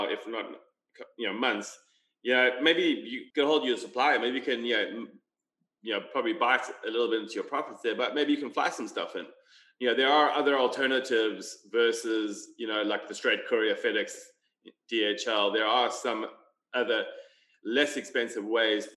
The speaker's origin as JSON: {"language": "English", "country": "South Africa", "said": "we're both South African"}